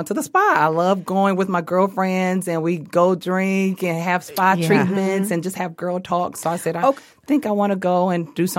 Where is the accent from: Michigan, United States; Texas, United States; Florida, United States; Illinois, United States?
Michigan, United States; Southfield; So we're both from Southfield.